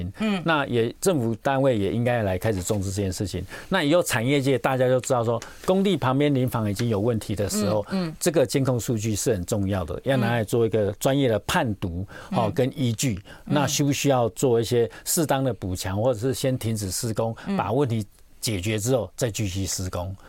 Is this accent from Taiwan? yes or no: yes; Taiwan; 所以我想说，这几个就是我们台湾地区，呃，近几年要特别注意的地方